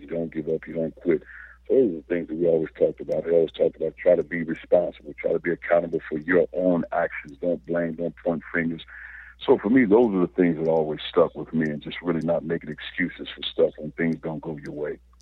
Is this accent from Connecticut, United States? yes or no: no; East St. Louis, Illinois, United States; growing up in East St. Louis